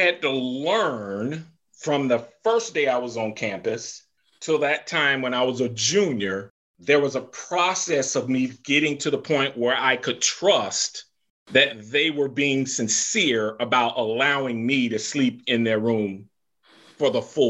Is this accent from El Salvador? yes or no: no; the South, United States; So I grew up in the South. I came up North.